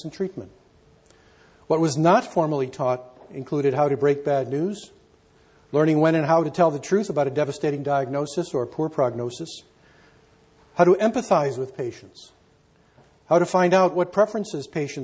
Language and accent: English; Canada; I'm a Canadian